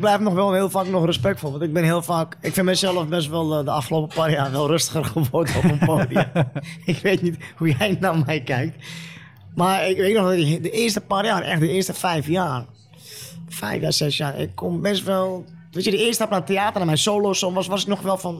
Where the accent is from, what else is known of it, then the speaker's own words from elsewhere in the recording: Utrecht, Netherlands; ik kom uit Utrecht Overvecht.